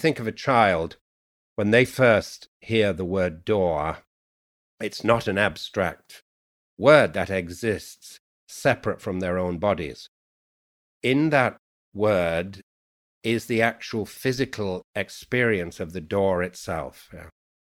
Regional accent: Yorkshire and the Humber, United Kingdom; accent: Yorkshire; And so I have 3 accents, which is a kind of, or 4, I received English from college, my Yorkshire dialect, which is a full dia

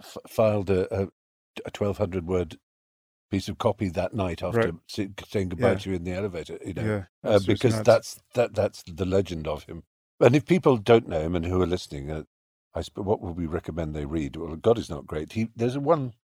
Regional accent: London, United Kingdom; I remember there was a chess cafe in Hampstead when I was growing up in North London, And I used to take friends to it.

